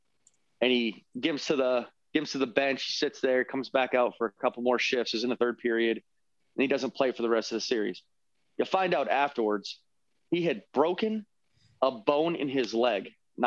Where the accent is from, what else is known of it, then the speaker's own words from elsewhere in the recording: Tampa, Florida, United States; moved away; I have a friend of mine that I grew up with in Tampa.